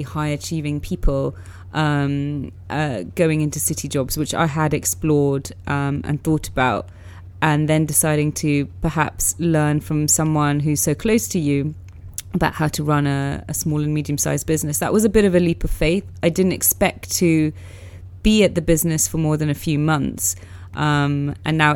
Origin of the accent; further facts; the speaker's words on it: London, United Kingdom; I grew up in Northwest London